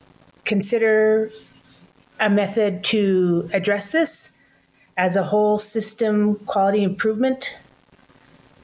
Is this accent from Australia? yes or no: no; British Columbia, Canada; moved away as an adult; now in Browning, United States; I'm originally from Canada, British Columbia. And I've been in Browning on the Blackfeet Nation for 28 years, since 1995.